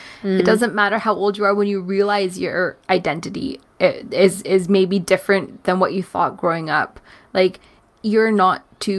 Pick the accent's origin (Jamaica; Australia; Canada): Canada; as a Canadian